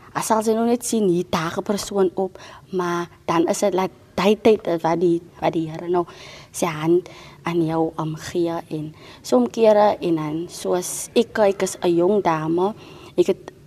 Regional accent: Cape Town, Western Cape, South Africa; van Elsie se rivier. Ek bly nou al baie lank daar, van kleins af

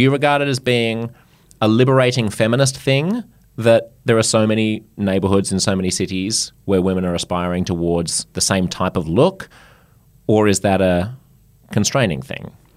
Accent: Australia; I'm French Australian

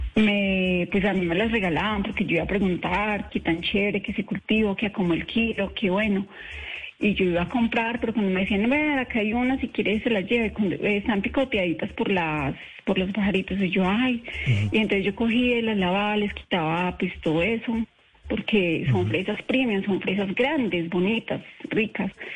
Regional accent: Armenia, Quindío, Colombia; also born or lived in Nemocón; yo soy colombiana, soy quindiana, soy cuyabra

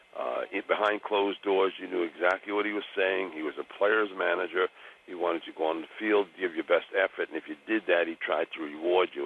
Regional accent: New York City, New York, United States; also born or lived in Westchester; I uh, bought my first house from my mother, and uh, we moved from the Bronx

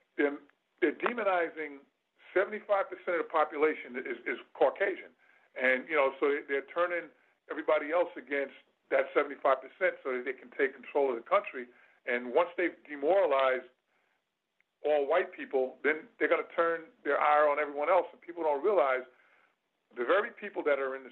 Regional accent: New York City, New York, United States; I'm also a native New Yorker. I was born in Queens General Hospital, way back when in 1965

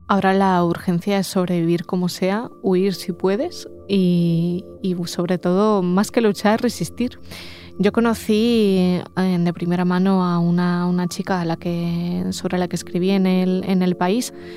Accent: Ukraine; first language Russian; Spanish is a second language; now in Spain; Mi lengua materna y la lengua que sigo usando en casa es el ruso. Yo soy ruso parlante en, en, Ucrania, aunque, sea, aunque nací ucraniana, igual que mis padres

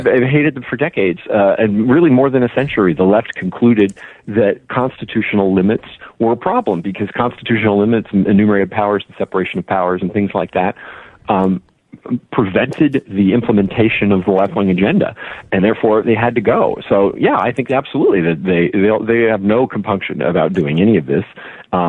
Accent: California, United States; my home state of California

